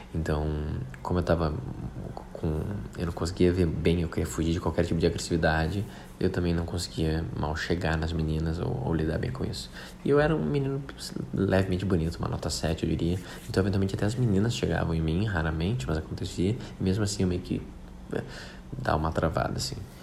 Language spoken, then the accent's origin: Portuguese; Porto Alegre, Rio Grande do Sul, Brazil; moved away as an adult; also born or lived in Rio de Janeiro; eu sou de Porto Alegre